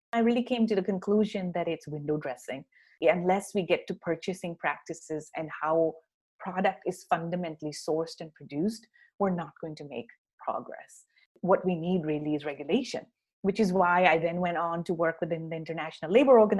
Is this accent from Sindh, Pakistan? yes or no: yes; Karachi, Sindh, Pakistan; now in United States; my hometown of Karachi